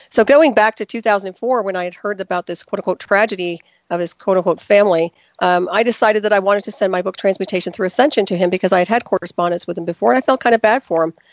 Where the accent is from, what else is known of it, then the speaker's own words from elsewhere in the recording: Texas, United States; Well, in many places. So I can't say I was East Coast. I was mostly Texas, actually.